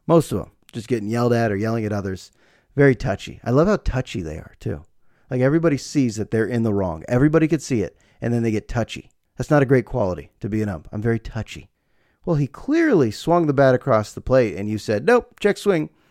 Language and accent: English; United States; also born or lived in Bay Area, California; my life as an American living in the Bay Area